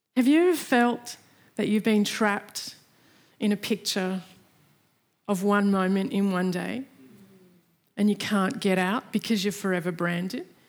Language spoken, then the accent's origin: English; Australia